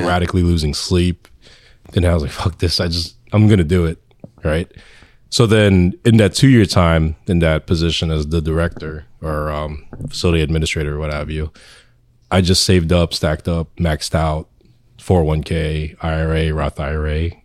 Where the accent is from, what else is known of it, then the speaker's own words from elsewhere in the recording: Irvington, New Jersey, United States; also born or lived in Philippines / Union, New Jersey; I was born in the Philippines, but I came here young, and then I grew up in Irvington, and then moved to Union